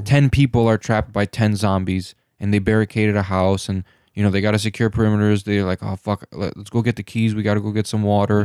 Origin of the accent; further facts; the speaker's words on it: Michigan, United States; we're from Michigan